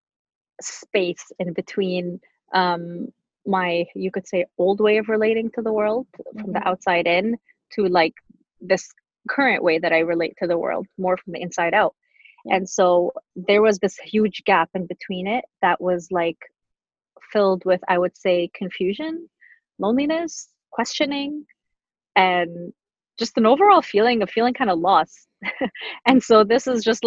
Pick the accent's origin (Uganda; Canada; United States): Canada; Montreal, Quebec; also born or lived in Tunisia; when we lived in Montreal at the time